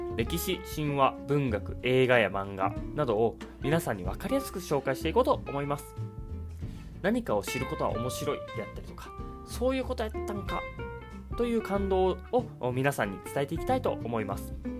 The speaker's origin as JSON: {"language": "Japanese", "region": "Osaka", "country": "Japan", "tie": "born or raised there", "accent": "Kansai dialect", "said": "僕は大阪出身"}